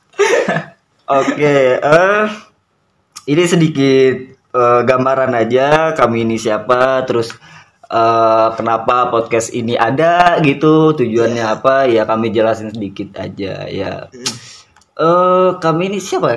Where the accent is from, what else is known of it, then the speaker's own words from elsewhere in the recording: Merangin, Jambi, Indonesia; moved away as an adult; now in Jakarta, Indonesia; Saya dari Jambinya dari Merangin